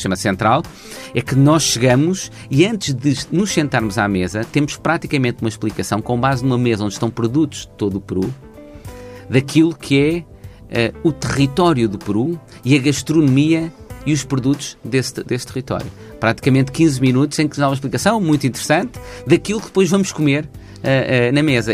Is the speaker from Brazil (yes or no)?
no; Portugal; nós portugueses